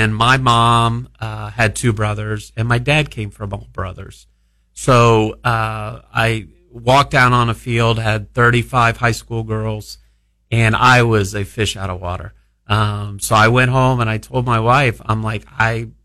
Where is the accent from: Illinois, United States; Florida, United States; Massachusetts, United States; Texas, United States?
Florida, United States; South; growing up in South Florida was kind of a melting pot of just different cultures.